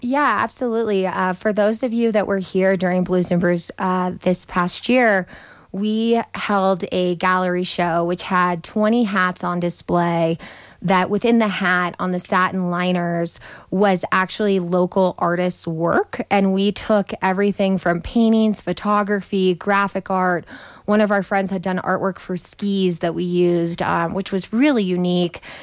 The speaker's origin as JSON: {"language": "English", "region": "Southern California", "country": "United States", "moved": "yes", "lives_now": "Telluride, United States", "said": "I'm originally from Southern California"}